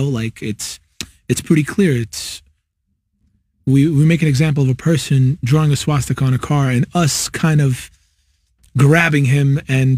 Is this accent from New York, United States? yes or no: yes; New York City, New York, United States; I'm from New York, born, raised in Queens